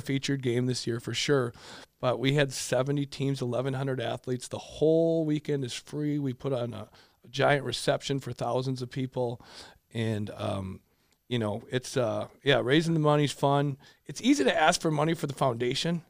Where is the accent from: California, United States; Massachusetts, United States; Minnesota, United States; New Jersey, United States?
Minnesota, United States; Richfield; so I grew up in Richfield, loved it, uh, high school, got to play with my brother for two years.